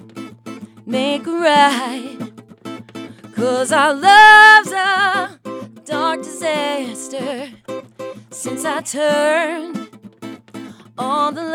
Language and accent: English; Jersey Shore, New Jersey, United States; moved away as an adult; now in Nashville, United States; I'm from the Jersey Shore, so like I'm used to being like a block away from the beach